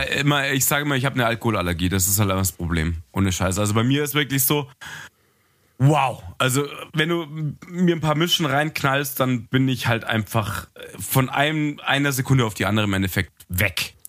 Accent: Munich, Bavaria, Germany; ich bin ja Münchner

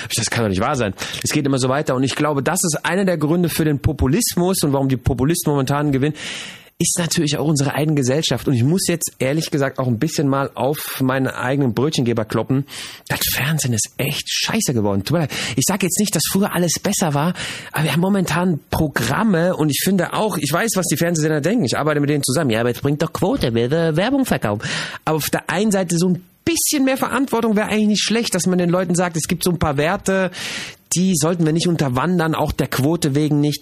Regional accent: Germany; moved away as an adult; now in Switzerland; Ich bin die Generation, die aufgewachsen und geboren ist in, in Deutschland

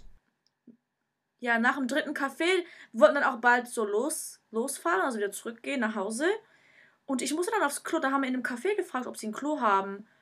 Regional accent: Germany; now in Japan

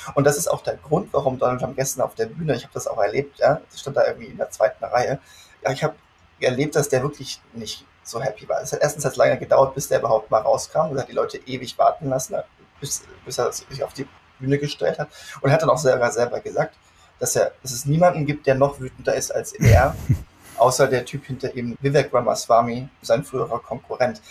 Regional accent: Germany; moved away as an adult; now in United States; als Deutscher

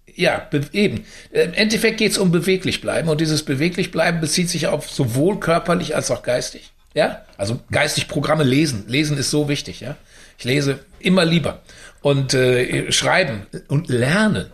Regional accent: Unna, North Rhine-Westphalia, Germany; Unna liegt ja in Westfalen, also ich bin in Westfalen geboren und mit dem Rheinland dann dick geworden

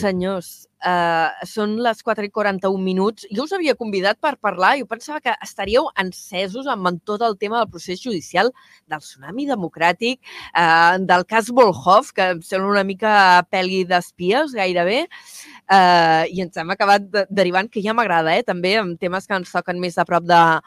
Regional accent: Vila-seca, Catalonia, Spain; sóc de Vilaseca

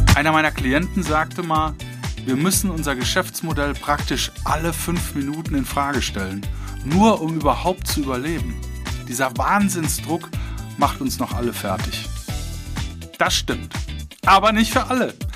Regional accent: Cologne, North Rhine-Westphalia, Germany; moved away; in meiner alten Heimat in Köln

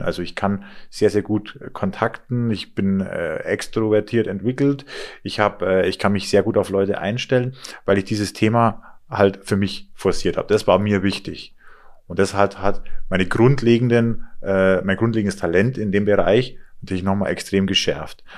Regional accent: Inn Valley, Rosenheim district, Bavaria, Germany; also born or lived in Chiemsee; Aufgewachsen bin ich im Inntal, also das ist praktisch auch im, im Landkreis Rosenheim

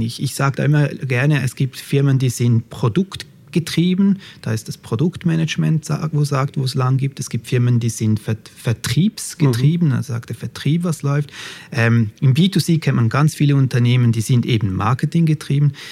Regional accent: Switzerland; accent: Swiss; ich komme aus der Schweiz, das hört man vielleicht schon ein bisschen an meinem Akzent

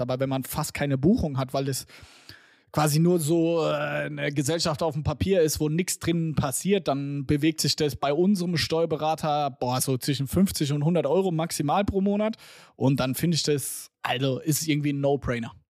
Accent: Germany; wir als Deutsche

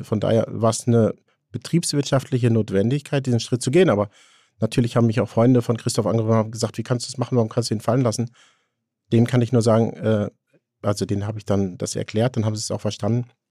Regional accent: Haltern am See, North Rhine-Westphalia, Germany; ich komme ja aus Haltern am See, das ist Münsterland

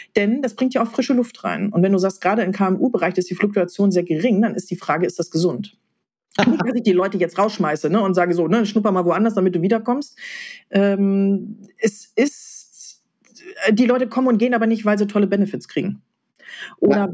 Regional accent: Ruhr area, North Rhine-Westphalia, Germany; wir im Ruhrgebiet

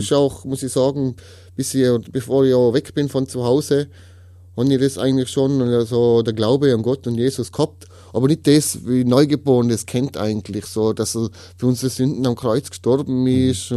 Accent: Tyrol, Austria; ich komme aus Tirol, 36 Jahre alt.

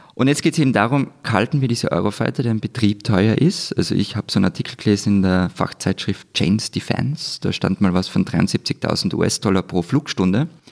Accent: Austria

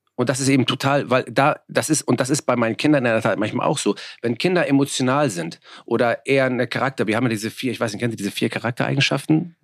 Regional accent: Hamburg, Germany; also born or lived in Bergedorf; Ich bin ja selber in Hamburg-Mörnsberg aufgewachsen, ähm, geboren in Bergedorf.

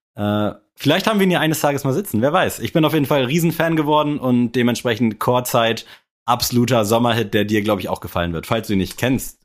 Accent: Berlin, Germany; ich bin ein Berliner

